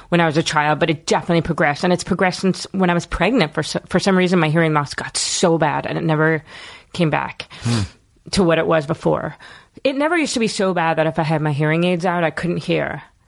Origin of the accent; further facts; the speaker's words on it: Philadelphia, Pennsylvania, United States; I was born in Philadelphia, South Philadelphia.